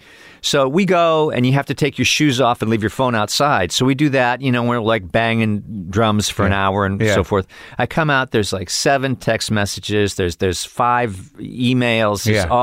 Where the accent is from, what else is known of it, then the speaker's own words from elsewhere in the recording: Cleveland, Ohio, United States; Cleveland, Ohio.